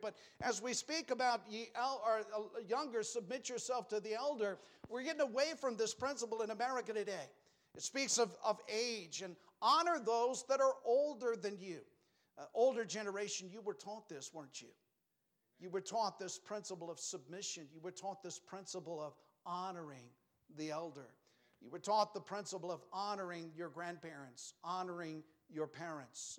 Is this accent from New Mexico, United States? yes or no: yes; New Mexico, United States; I grew up in New Mexico.